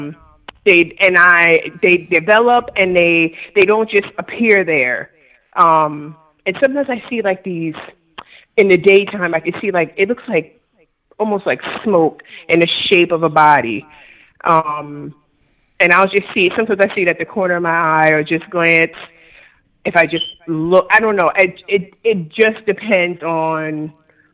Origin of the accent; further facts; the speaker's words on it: New York, United States; now in Virginia, United States; I live in Virginia right now, but I'm from New York.